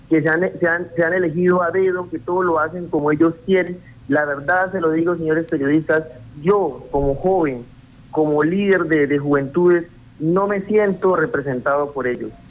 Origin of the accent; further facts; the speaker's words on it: Yopal, Casanare, Colombia; now in Bogotá, Colombia; a nosotros, los jóvenes, que nos vinimos de Yopal a vivir a la ciudad de Bogotá, a trabajar, a estudiar, a sacar adelante nuestras profesiones